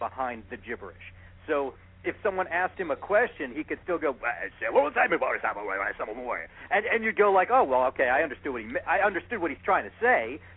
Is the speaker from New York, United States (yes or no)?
yes; New York City, New York, United States; I'm originally from Brooklyn